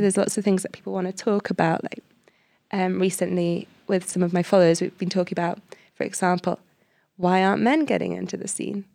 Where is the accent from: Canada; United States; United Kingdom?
United Kingdom; Cardiff, Wales; I come from Cardiff, and the area where I live in just doesn't have enough trees